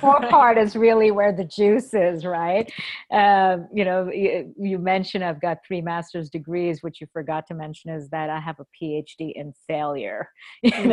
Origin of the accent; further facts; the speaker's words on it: India; also born or lived in Boston; now in United States; I grew up in India